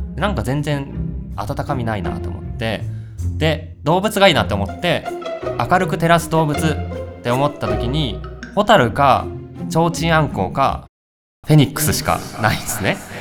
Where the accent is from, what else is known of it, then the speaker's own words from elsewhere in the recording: West Tokyo, Japan; 僕が西東京出身